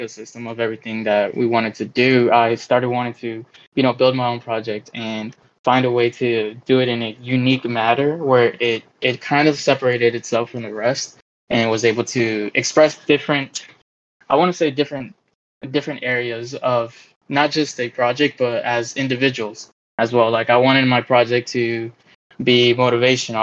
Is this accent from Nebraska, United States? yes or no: no; Dallas, Texas, United States; I'm from Dallas, Texas